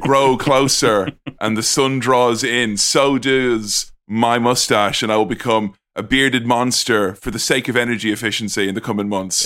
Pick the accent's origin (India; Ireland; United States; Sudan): Ireland; now in Manchester, United Kingdom; I am originally from Ireland. I live in Manchester now